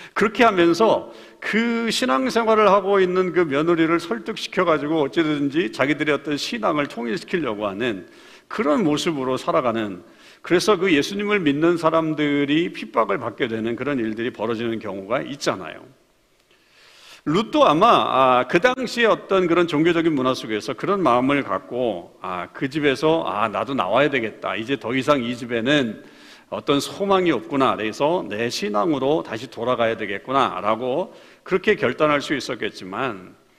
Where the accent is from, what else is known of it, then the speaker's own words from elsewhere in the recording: South Korea; now in Canada; 우리가 아, 한국 땅에서 태어난 것도 역시 기적이라고 볼 수 있죠